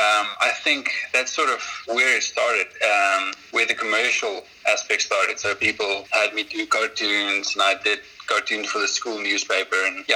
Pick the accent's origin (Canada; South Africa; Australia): South Africa; I'm a South African fishing guide, part-time artist